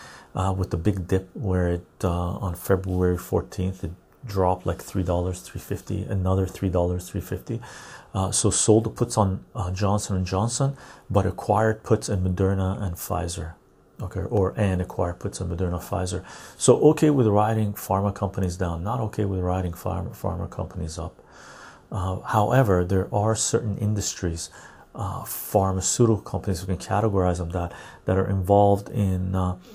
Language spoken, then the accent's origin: English; Finland; English is a second language; Finnish dude, I'm from Finland and I use a public transportation bus.